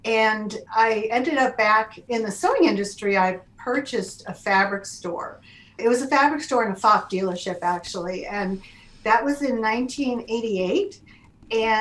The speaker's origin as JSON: {"language": "English", "region": "Connecticut", "country": "United States", "tie": "born or raised there", "also_born_or_lived": "Louisiana", "moved": "as an adult", "lives_now": "Cleveland, United States", "said": "I grew up in Connecticut. And pretty much my entire life"}